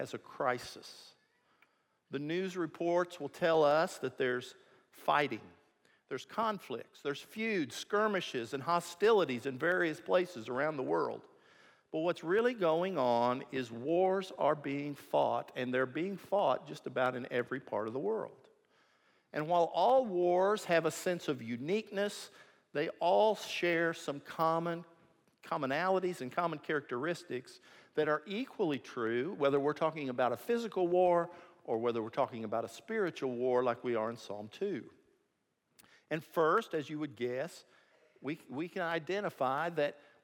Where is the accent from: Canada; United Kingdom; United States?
United States; Missouri; I'm from Missouri